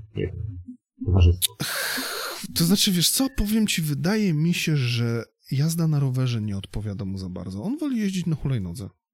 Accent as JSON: {"language": "Polish", "town": "Gdynia", "region": "Pomeranian Voivodeship", "country": "Poland", "said": "u nas w Gdyni"}